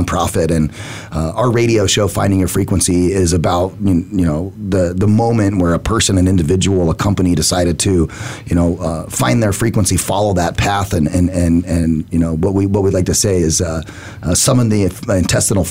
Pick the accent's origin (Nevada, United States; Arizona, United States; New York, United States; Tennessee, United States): Arizona, United States; Phoenix; I grew up here in Phoenix. I'm a native